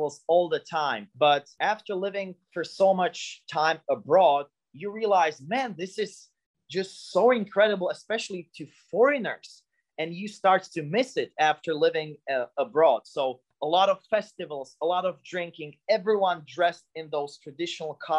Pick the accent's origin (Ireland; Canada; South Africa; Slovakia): Slovakia; Bratislava, Bratislava Region; moved away as an adult; also born or lived in United States / Argentina / Oman / Tanzania; now in Prague, Czech Republic; my hometown of Bratislava